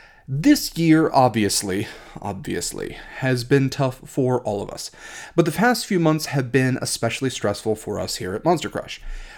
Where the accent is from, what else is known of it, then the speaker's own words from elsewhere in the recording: Ohio, United States; a place very near and dear to my heart, and a place that is also vaguely shaped like a heart. My home state of Ohio.